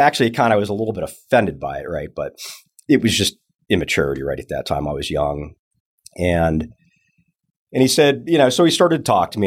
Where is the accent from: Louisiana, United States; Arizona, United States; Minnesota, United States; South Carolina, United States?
Arizona, United States; Tucson; also born or lived in California; now in Texas, United States; I'm actually originally from Arizona, Tucson